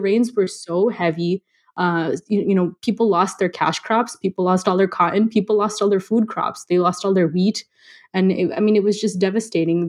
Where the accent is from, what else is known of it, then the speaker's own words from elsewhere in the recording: Los Angeles, California, United States; also born or lived in India; growing up